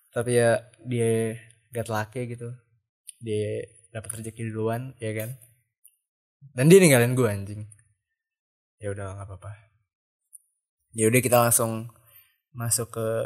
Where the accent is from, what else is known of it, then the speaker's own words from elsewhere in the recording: Bogor, West Java, Indonesia; uh, Bogor lagi kenapa ya gitu Bogor lagi ada apa ya gitu gue kan asli Bogor gitu